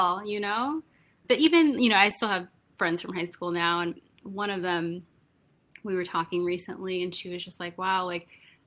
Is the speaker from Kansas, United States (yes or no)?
yes; Wichita, Kansas, United States; now in New York, United States; I'm originally from Wichita, Kansas